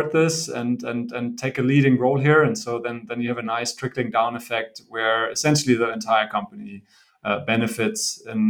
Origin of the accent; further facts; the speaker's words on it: Bochum, North Rhine-Westphalia, Germany; moved away as an adult; also born or lived in Italy / China; now in Berlin, Germany; I'm originally from the Ruhr area in Germany, from Bochum. Grew up there